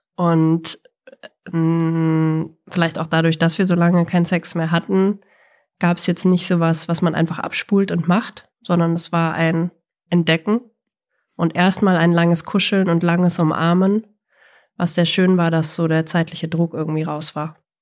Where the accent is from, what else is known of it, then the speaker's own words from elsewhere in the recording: Bavaria, Germany; mir als Bayerin